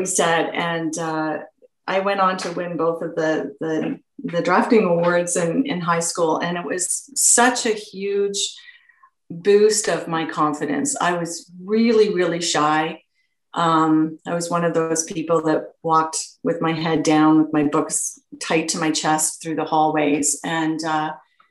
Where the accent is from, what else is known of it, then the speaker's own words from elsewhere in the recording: Peterborough, Ontario, Canada; I was born and raised in Peterborough, and I went to Adam Scott Collegiate.